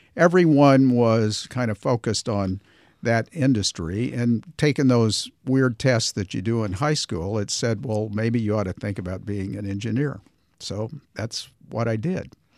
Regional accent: Tulsa, Oklahoma, United States; moved away as an adult; also born or lived in New York; growing up in Tulsa

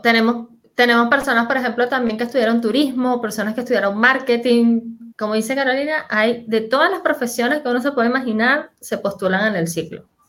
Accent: Venezuela; moved away as an adult; now in Chile; soy venezolana, como mencionaba Jesús, pero hace seis años me, que vivo en Chile

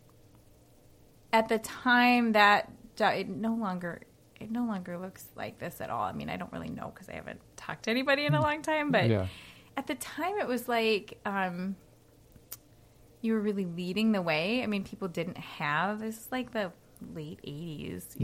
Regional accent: Minnesota, United States; also born or lived in Australia / New York; I grew up here.

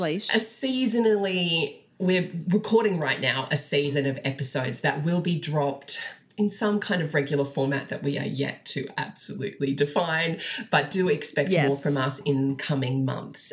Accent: Australia; we're all Australian astrologers

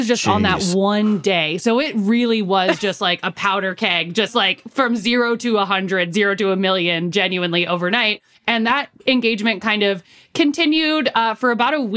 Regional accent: San Francisco, California, United States; moved away; I'm from San Francisco originally

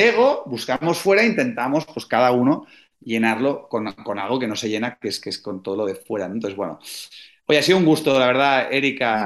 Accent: Spain; en España somos súper toscos y rancios y duros

